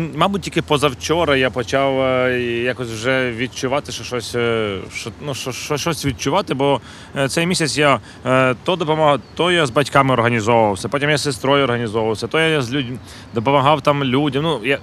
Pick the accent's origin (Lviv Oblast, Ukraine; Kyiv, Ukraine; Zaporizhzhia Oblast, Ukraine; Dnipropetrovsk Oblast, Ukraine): Kyiv, Ukraine; я м, киянин